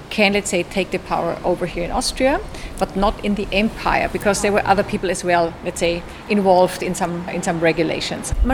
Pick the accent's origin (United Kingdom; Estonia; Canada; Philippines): Estonia; English is a second language; I'm from Estonia, Russia.